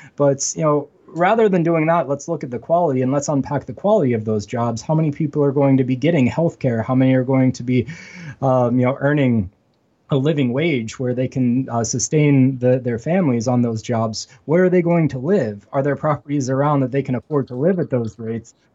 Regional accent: Western Pennsylvania, United States; moved away as an adult; now in Buffalo, United States; I'm actually from Western Pennsylvania, which is very much like Western New York

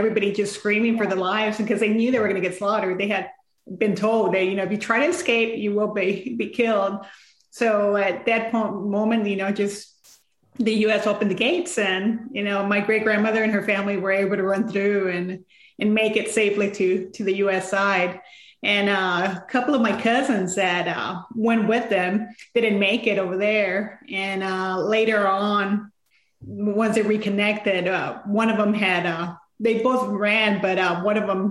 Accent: San Antonio, Texas, United States; I grew up in San Antonio, but going to Mexico during the summers

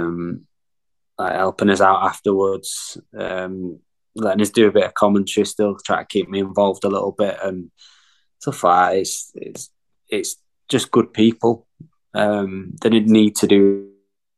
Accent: Leeds, Yorkshire and the Humber, United Kingdom; I'm from Leeds, my family are all Leeds fans

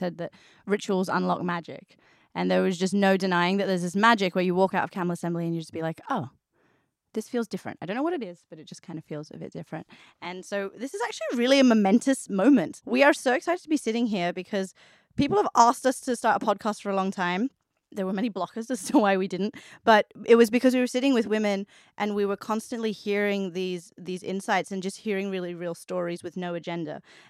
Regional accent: Australia; also born or lived in Hong Kong / South Korea / India / London; I've lived in South Korea and India, and I was born in Hong Kong. I moved to Australia when I was 5. I've lived in London, and then I moved here

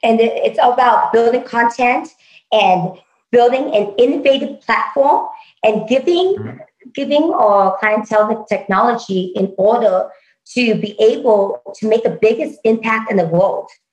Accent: Vietnam; moved away; vietnam my home country

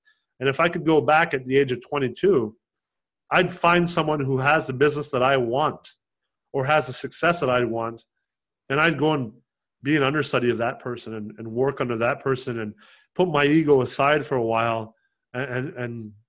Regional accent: Canada; And you know, I'm also Canadian and Canada.

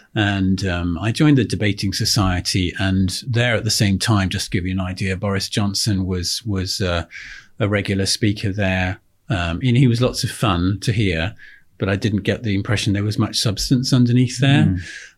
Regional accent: Oxfordshire, South East England, United Kingdom; I grew up in Oxfordshire. I'm the son and grandson of a country doctor.

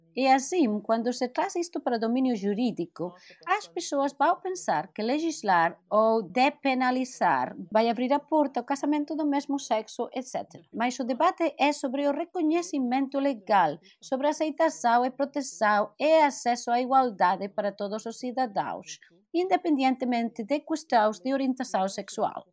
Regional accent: Togo; no caso do Togo, que é de onde venho

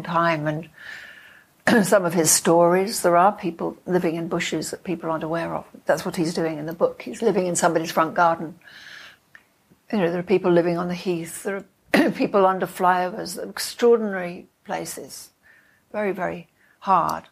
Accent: London, United Kingdom; I was born in London

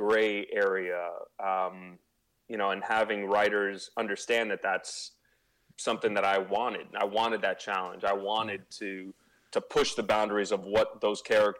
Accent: Miami, Florida, United States; being born and raised in Miami to, you know, Cuban parents

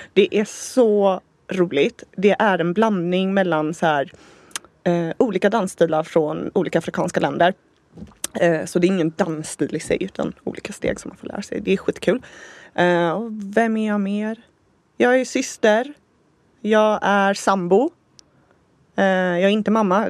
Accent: Gothenburg, Västra Götaland, Sweden; also born or lived in San Diego, United States; Vi är ju båda från Göteborg

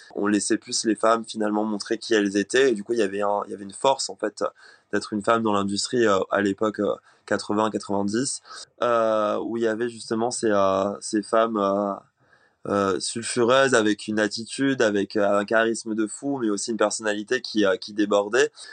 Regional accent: Réunion; moved away; J'ai grandi à La Réunion, donc euh, je viens d'une euh, île, les elle est loin, c'est une île française.

